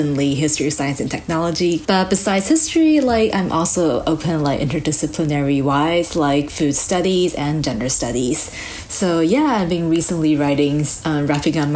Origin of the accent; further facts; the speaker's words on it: Taiwan; also born or lived in Japan; I was raised, this is my home, I was raised in Taiwan